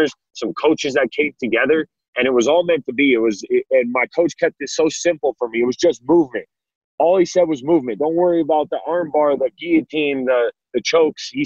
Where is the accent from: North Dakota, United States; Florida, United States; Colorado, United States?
Colorado, United States; Denver; I did grow up in Denver